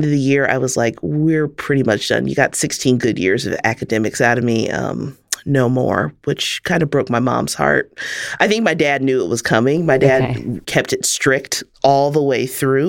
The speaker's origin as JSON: {"language": "English", "town": "Kansas City", "region": "Missouri", "country": "United States", "tie": "born or raised there", "moved": "yes", "said": "I grew up in Kansas City in the Midwest"}